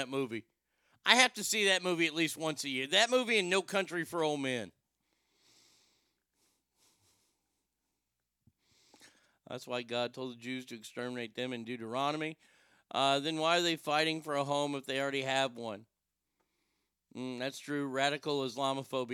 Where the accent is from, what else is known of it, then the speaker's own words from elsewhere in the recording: Garland, Texas, United States; I'm from Garland